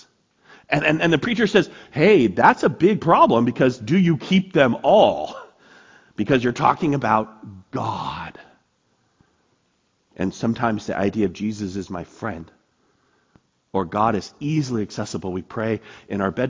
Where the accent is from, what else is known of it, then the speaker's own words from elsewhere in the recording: United States; I'm an American.